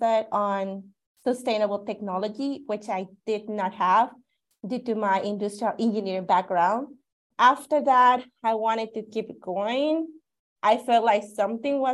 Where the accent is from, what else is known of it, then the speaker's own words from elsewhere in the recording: Cutzamala, Guerrero, Mexico; moved away as an adult; also born or lived in Mexico City / Cuernavaca, Morelos; now in Tucson, United States; I was born in Mexico City, and I spent significant part of my childhood in Cutzamala, Guerrero